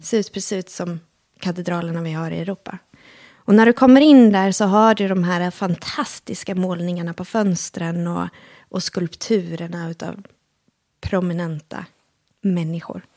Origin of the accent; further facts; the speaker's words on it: Halmstad, Halland County, Sweden; also born or lived in Helsingborg; vi flyttade från Helsingborg, som var eh, familjens bostad, till, eh, eller plats, till, eh, till Halmstad då, eh, när jag var fyra år gammal